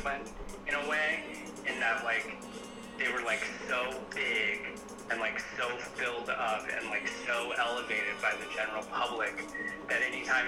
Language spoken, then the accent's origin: English; New Mexico, United States; moved away as an adult; now in Utah, United States; I'm from New Mexico